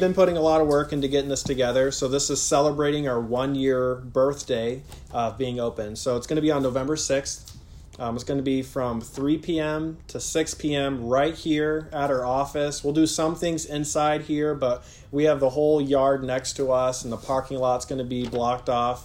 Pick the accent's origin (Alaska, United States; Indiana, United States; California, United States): Indiana, United States; Warsaw; also born or lived in West Virginia; I grew up here in Warsaw, went to Lakeland Christian Academy, went to school out in West Virginia, moved back here